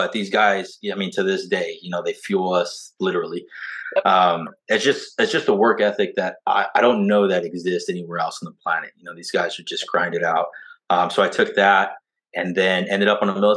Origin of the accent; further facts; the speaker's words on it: Southern California, United States; also born or lived in Orange Grove, Texas; now in Texas, United States; we're originally from Southern California